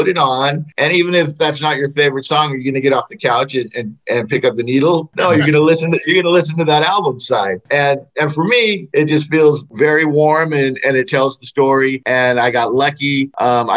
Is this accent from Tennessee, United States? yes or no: no; Fullerton, California, United States; growing up in Fullerton.